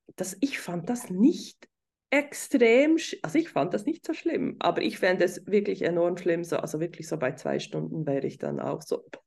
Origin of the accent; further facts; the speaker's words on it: Switzerland; hier bei uns in der Schweiz